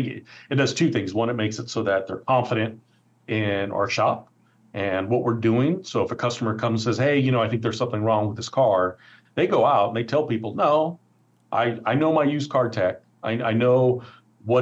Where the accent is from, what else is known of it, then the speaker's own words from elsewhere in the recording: Oakland, California, United States; I grew up in Oakland. I've lived here my entire life